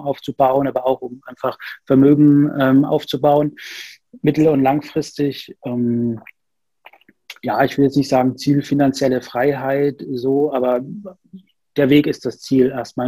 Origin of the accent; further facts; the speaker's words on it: Nuremberg, Bavaria, Germany; also born or lived in Rostock; now in Berlin, Germany; Ursprünglich komme ich aus Nürnberg